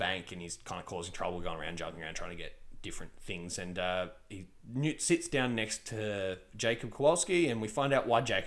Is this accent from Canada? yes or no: no; Australia; as an Australian